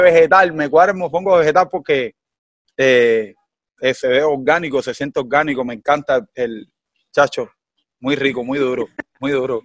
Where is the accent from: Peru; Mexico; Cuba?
Cuba; accent: Cuban; el cubano, nosotros tenemos nuestro dialecto